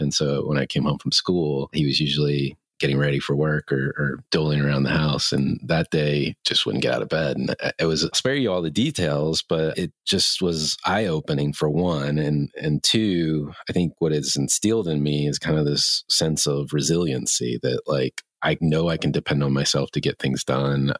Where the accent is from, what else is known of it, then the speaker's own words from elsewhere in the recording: the South, United States; I grew up in the South